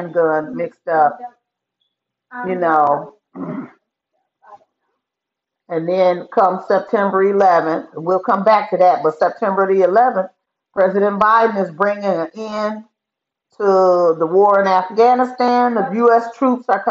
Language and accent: English; United States; we as American, as American citizens